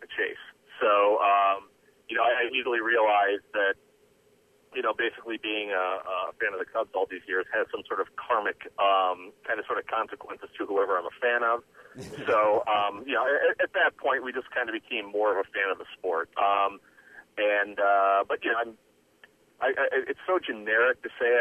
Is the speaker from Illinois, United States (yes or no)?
no; Indianapolis, Indiana, United States; I'm from Indianapolis, and primarily when I was growing up in the 80s mostly